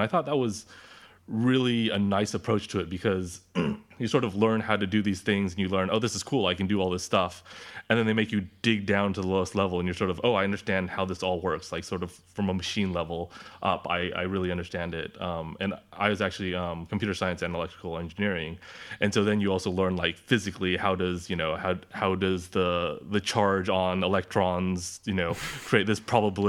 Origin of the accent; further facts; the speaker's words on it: Orange County, California, United States; now in London, United Kingdom; Yeah, I'm from Orange County originally.